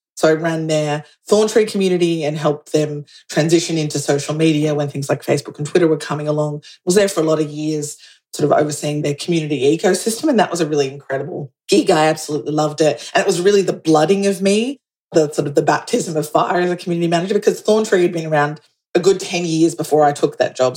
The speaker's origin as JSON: {"language": "English", "country": "Australia", "also_born_or_lived": "New York", "said": "I'm Australian"}